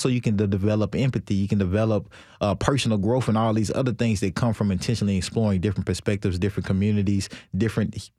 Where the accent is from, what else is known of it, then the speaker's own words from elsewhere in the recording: Nashville, Tennessee, United States; also born or lived in China; This is Nashville. I'm from Nashville